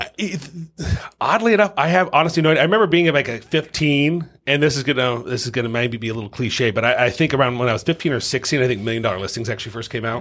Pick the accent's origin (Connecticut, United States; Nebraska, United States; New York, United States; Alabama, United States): Nebraska, United States; Lincoln; also born or lived in Omaha, Nebraska; born and raised in Lincoln, Nebraska, um, by a single mom